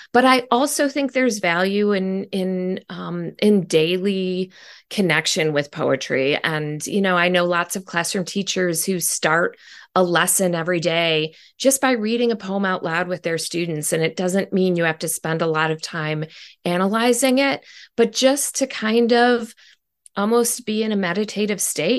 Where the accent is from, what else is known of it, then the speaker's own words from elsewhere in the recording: Detroit, Michigan, United States; Yeah, well, I grew up mostly in Detroit